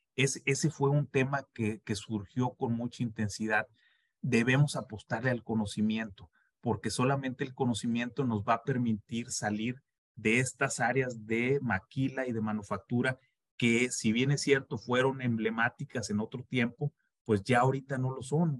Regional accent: Mexico; somos mexicanos

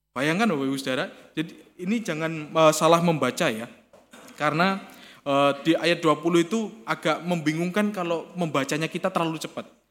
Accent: Kediri, East Java, Indonesia; born or raised there; moved away

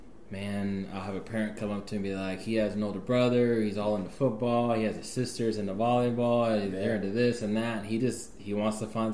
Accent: Houston, Texas, United States; also born or lived in Pasadena / New York / Atlanta / North Carolina; So, I mean, I was born in Pasadena, so obviously, born in Pasadena, grew up in Houston, I moved around a little bit, I've lived in the Queens of New York, I've lived in the ATL, Atlanta, Georgia, I've lived in North Carolina

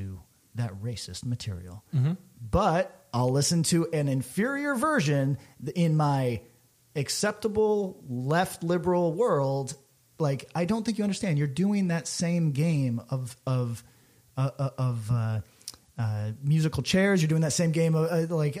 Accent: Albany, New York, United States; I'm from Albany, New York

